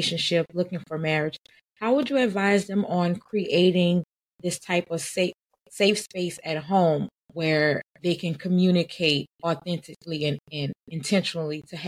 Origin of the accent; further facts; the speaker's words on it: New Orleans, Louisiana, United States; I'm from New Orleans and we're Creole